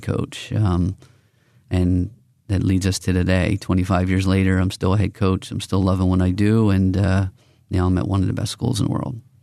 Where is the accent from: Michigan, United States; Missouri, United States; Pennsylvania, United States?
Pennsylvania, United States; Philadelphia; I'm from Northeast Philadelphia.